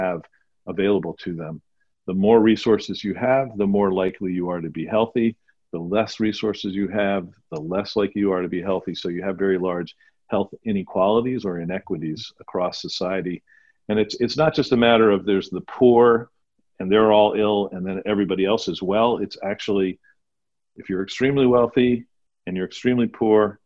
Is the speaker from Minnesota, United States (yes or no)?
no; Pittsburgh, Pennsylvania, United States; moved away as an adult; I grew up here in Pittsburgh left for 30 years and came back